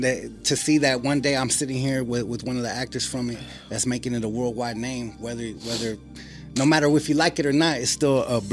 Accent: Los Angeles area, California, United States; born or raised there

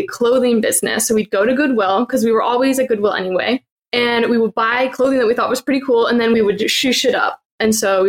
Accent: Illinois, United States; moved away as an adult; also born or lived in Orlando / Vietnam; I grew up in the Midwest in Illinois, so I'm very friendly

